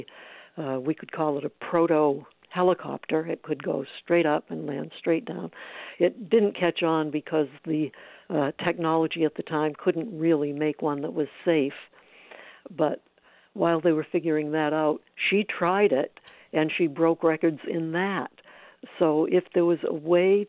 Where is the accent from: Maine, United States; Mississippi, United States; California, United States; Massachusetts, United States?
Maine, United States; I grew up in Maine